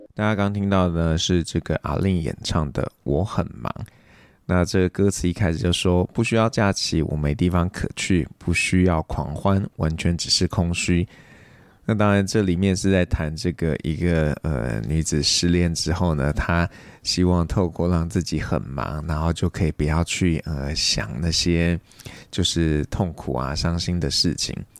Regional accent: Taiwan; 台湾我们算是比较佛系的

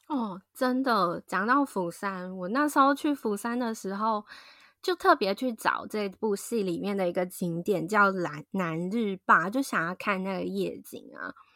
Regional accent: southern Taiwan, Taiwan; 就很像我们那种台湾南部人的感觉

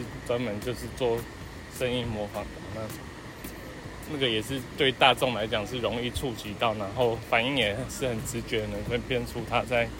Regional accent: Taiwan; 我相信中国 {S1} 中国人也觉得我们台湾人听的中国腔跟他们自己听的不一样。

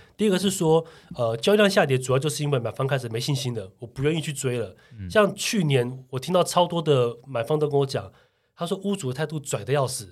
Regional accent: Taiwan; 我们台湾人

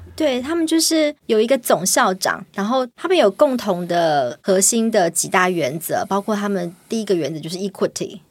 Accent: Taiwan; 不像我们台湾，可能有比较大宗的老师

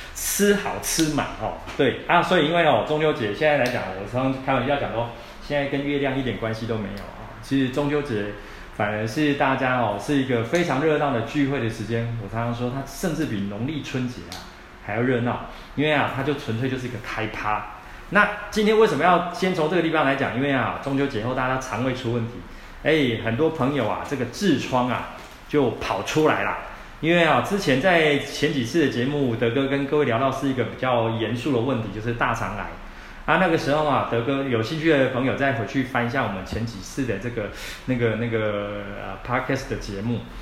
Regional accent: Taiwan; 我们台湾人哦，其实吃东西的内容很杂

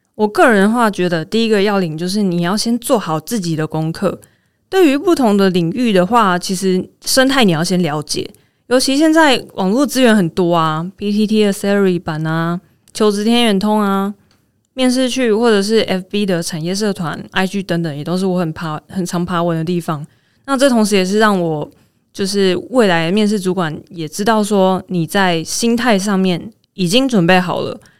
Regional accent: Taiwan; 我是台湾人，我可以介绍你们去哪里玩哦

